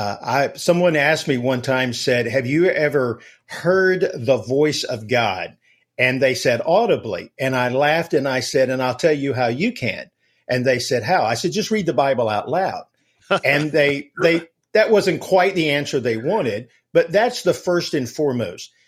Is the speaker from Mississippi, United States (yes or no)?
no; Alabama, United States; I'm from Alabama, so we live and breathe football here